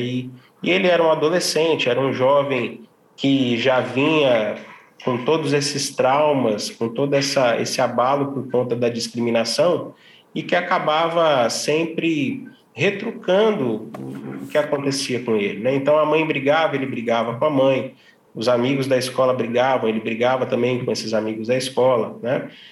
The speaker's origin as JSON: {"language": "Portuguese", "town": "Ribeirão Preto", "region": "São Paulo", "country": "Brazil", "said": "eu sou de Ribeirão Preto"}